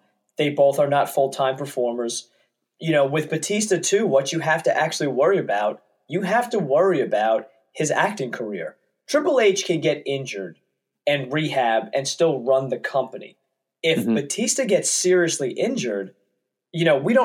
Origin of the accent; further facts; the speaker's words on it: Long Island, New York, United States; where I grew up on Long Island.